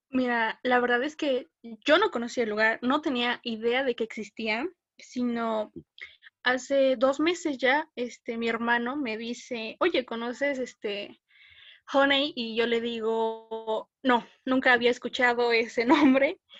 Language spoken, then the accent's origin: Spanish; Puebla, Mexico; Soy orgullosamente mexicana y 100% poblana.